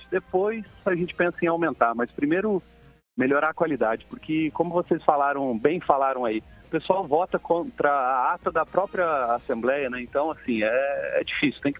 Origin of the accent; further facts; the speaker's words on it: Maringá, Paraná, Brazil; sou de Maringá.